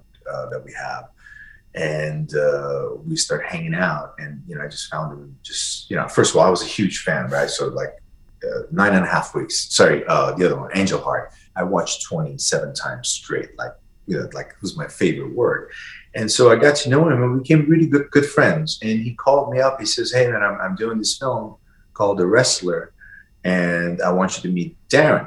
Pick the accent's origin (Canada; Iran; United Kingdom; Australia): Iran; moved away; also born or lived in Vienna / Michigan / San Francisco / New York City; when I grew up in Iran, my grandparents, they always bought stuff from Europe